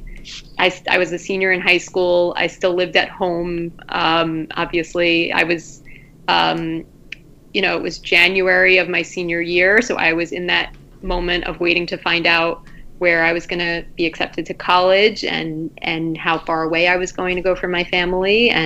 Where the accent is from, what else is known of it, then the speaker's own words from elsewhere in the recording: Long Island, New York, United States; my hometown in Long Island